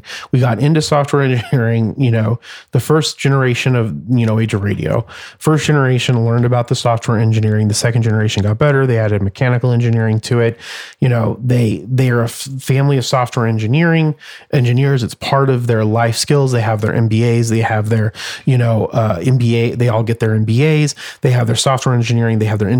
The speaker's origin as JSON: {"language": "English", "town": "Phoenix", "region": "Arizona", "country": "United States", "tie": "born or raised there", "said": "this great city and this great state and the people that are in the state and my hometown"}